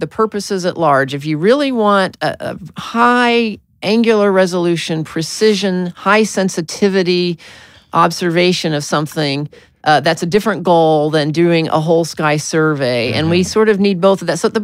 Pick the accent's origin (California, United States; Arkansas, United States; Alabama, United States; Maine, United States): Arkansas, United States; I was born in Arkansas